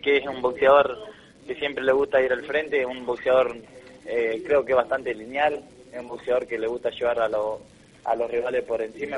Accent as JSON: {"language": "Spanish", "town": "Parera", "region": "La Pampa", "country": "Argentina", "said": "mi pueblo, en Parera."}